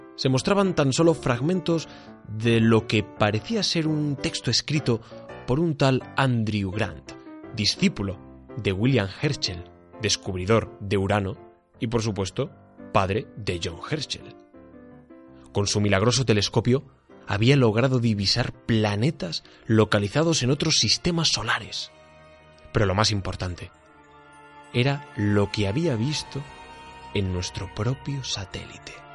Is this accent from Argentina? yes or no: no; Hoyos, Extremadura, Spain; allí en, en mi pueblo, en Hoyos